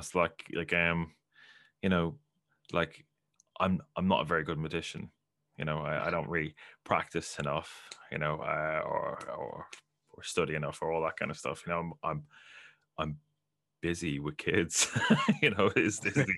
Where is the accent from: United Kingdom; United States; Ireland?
Ireland; I'm from Ireland